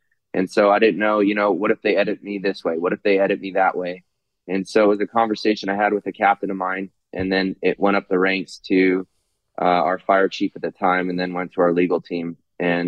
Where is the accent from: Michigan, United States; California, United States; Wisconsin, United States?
California, United States; Fremont; I'm from the Bay Area, born and raised, okay. Fremont, California